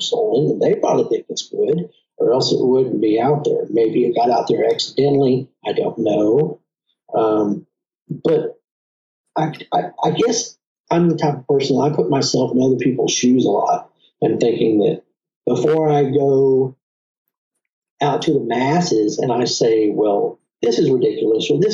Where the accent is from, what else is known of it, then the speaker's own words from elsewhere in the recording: Texas, United States; I have a little bit of an accent. I am from Texas